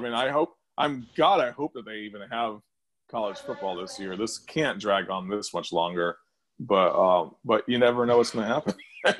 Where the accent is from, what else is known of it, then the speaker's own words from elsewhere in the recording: Connecticut, United States; I grew up in Connecticut. At the time, I lived in Connecticut